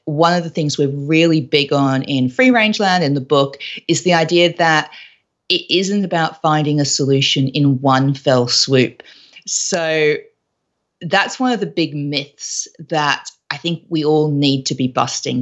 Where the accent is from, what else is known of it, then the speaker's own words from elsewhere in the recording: Australia; moved away as an adult; also born or lived in London; I was originally from Australia, but all of my professional career, all of my job life was actually in London